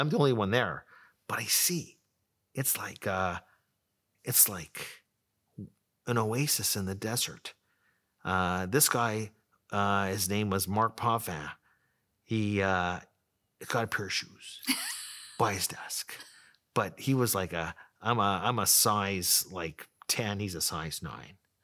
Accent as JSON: {"language": "English", "town": "Ottawa", "region": "Ontario", "country": "Canada", "tie": "born or raised there", "also_born_or_lived": "Toronto", "said": "I grew up in Ottawa, went to University of Toronto, uh, for five years, came back to Ottawa"}